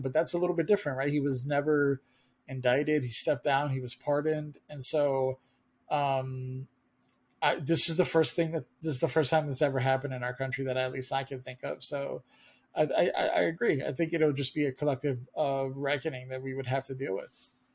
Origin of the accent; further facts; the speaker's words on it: United States; as an American